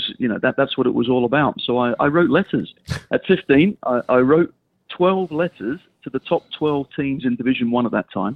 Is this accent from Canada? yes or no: no; Australia; moved away as an adult; growing up in Australia